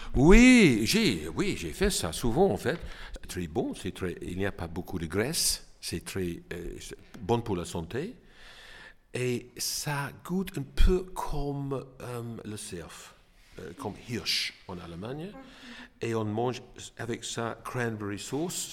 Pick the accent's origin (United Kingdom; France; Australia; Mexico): Australia; Hobart, Tasmania; French is a second language; moved away as an adult; also born or lived in Sydney, Australia; now in Homburg, Germany; Je suis né en Australie, à Hobart.